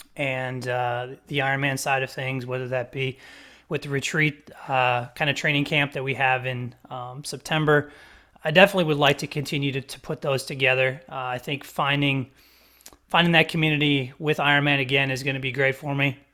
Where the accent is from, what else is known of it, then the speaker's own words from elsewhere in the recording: Wisconsin, United States; now in South Carolina, United States; I'm not from this area of South Carolina. I'm from Wisconsin